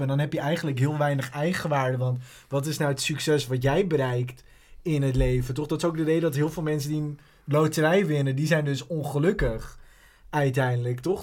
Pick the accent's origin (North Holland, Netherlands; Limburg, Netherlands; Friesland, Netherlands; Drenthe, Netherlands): North Holland, Netherlands; Amstelveen; ik ben opgegroeid in Amstelveen.